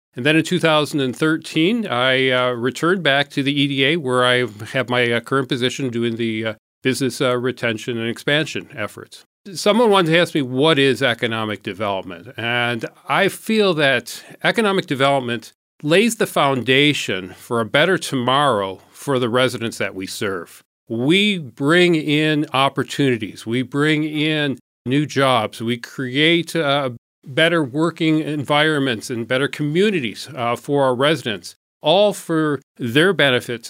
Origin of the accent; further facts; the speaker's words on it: Port Huron, Michigan, United States; moved away as an adult; also born or lived in Saginaw, Michigan / Washington, D.C.; I was born in Saginaw. Our family moved to Port Huron when I was quite young, so I grew up here in, uh, Port Huron